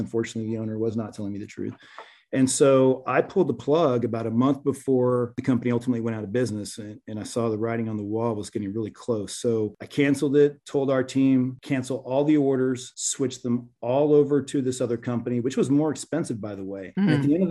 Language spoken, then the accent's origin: English; Venezuela; now in United States; Growing up, I'm originally from Venezuela. I became naturalized at 16 years old.